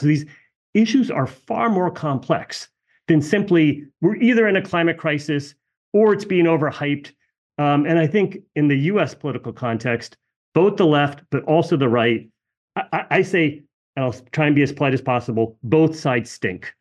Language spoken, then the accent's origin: English; United States; my parents emigrated from India. I'm born here, born and raised here